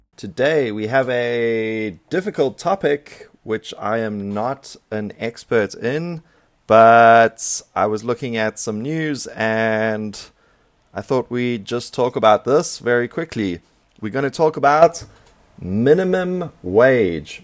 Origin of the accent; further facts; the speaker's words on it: South Africa; now in Taiwan; my home country, which is South Africa